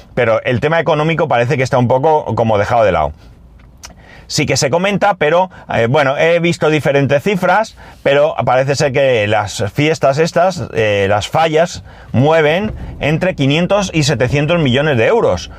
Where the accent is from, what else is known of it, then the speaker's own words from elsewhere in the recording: Spain; como ciudadano español que paga sus impuestos